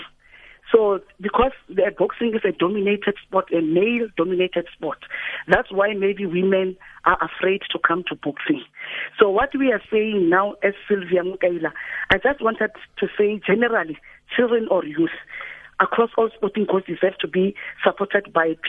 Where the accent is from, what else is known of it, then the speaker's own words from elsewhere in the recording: Mahikeng, North West, South Africa; I'm from Lomanyane village in Mahikeng, Northwest Province.